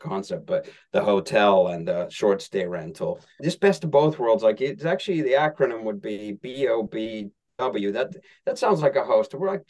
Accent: Helsinki, Uusimaa, Finland; English is a second language; moved away; And I'm from Helsinki, Finland, lived in five countries, but that's my hometown.

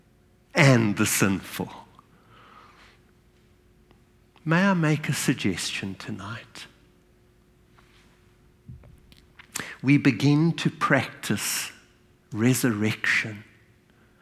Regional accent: South Africa; I was born in South Africa. And from my very early childhood, as a white South African

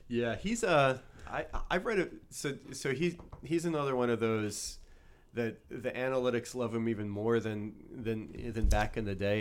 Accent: New Orleans, Louisiana, United States; now in Philadelphia, United States; growing up in New Orleans

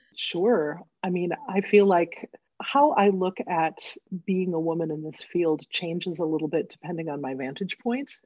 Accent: Northfield, Minnesota, United States; I grew up in Northfield, Minnesota, which is a little college town

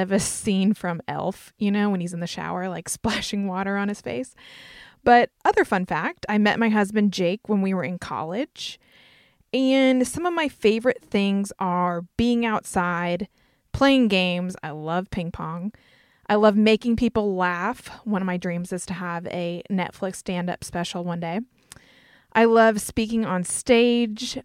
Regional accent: North Carolina, United States; accent: Southern twang; I'm from North Carolina. You might hear my Southern twang come out

